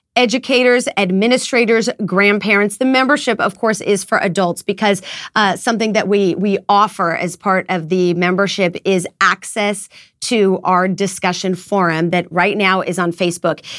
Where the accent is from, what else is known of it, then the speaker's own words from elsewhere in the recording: United States; as an American mom